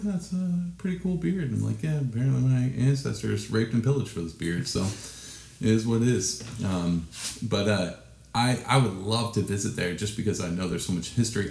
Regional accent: Texas, United States; I'm from Texas

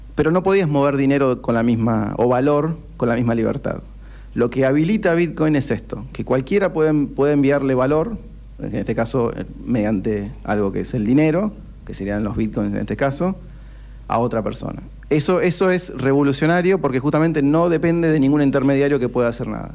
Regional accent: Argentina; somos argentinos, crecimos en ese contexto

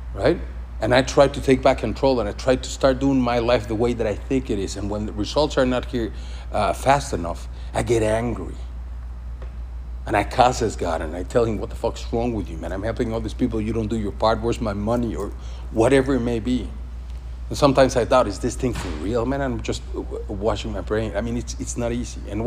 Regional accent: Mexico; moved away; I come from Mexico. The faith in Mexico is crazy.

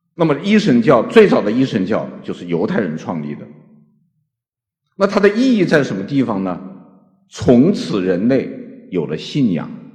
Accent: China; 我们中国人

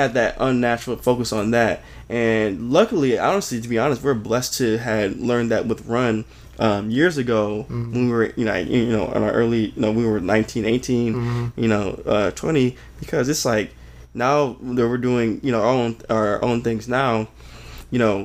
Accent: Farmington Hills, Michigan, United States; also born or lived in Detroit; I was born in Detroit. My brother and sister, they were born in Farmington Hills. We ended up moving out here, and you know, I grew up most of my life in Farmington Hills

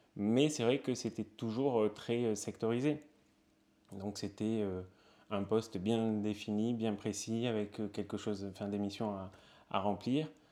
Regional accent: Perpignan, Occitania, France; moved away as an adult; also born or lived in Toulouse / Spain; now in Paris, France; Je viens de Perpignan

